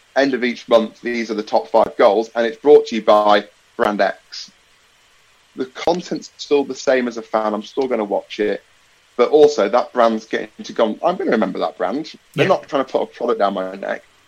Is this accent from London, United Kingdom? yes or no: no; Nottingham, East Midlands, United Kingdom; living and growing up in Nottingham